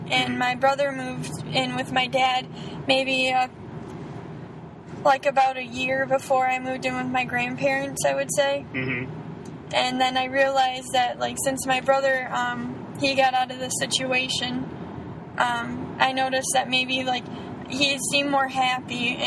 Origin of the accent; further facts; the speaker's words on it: Florida, United States; born there; Um, well, I was born in Florida.